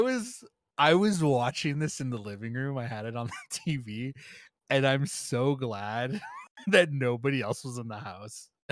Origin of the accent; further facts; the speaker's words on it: United States; me being an American